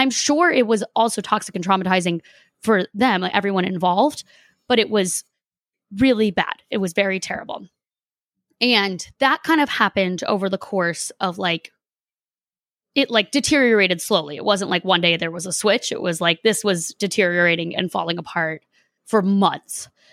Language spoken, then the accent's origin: English; Boston, Massachusetts, United States; moved away as an adult; also born or lived in Los Angeles; I don't live there now, but, like, I'm from Boston